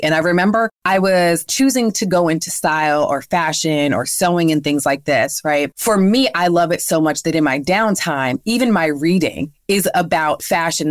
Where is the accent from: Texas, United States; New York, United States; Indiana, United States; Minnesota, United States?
New York, United States; now in Atlanta, United States; I'm from New York where we do have all four seasons, unlike Atlanta where we're